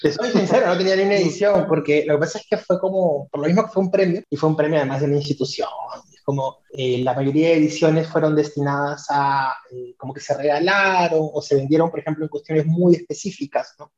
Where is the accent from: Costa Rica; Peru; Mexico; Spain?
Peru; a mí como peruano